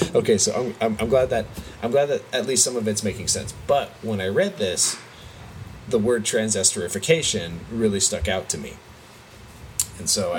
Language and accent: English; California, United States; we're from California